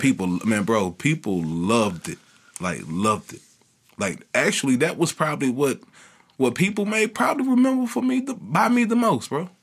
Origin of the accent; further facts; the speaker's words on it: Kinston, North Carolina, United States; it's tough growing up in Kingston